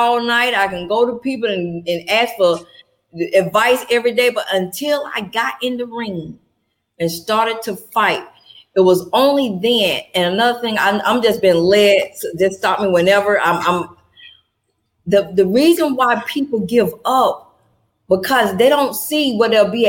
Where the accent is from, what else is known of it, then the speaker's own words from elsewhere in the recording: Atlanta, Georgia, United States; I'm born and raised in Atlanta, Georgia